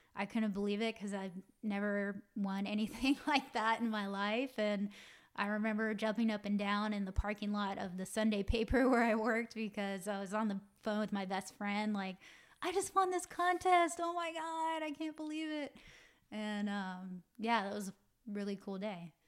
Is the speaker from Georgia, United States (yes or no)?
yes; Roswell, Georgia, United States; moved away as an adult; now in Los Angeles, United States; I'm from Atlanta, Georgia. Um, in particular, a little suburb town called Roswell. And, um, yeah, just your typical, um, you know, family growing up in the South